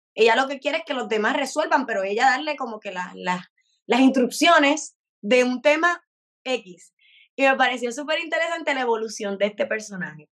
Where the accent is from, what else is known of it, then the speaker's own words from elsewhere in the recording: Puerto Rico; como puertorriqueños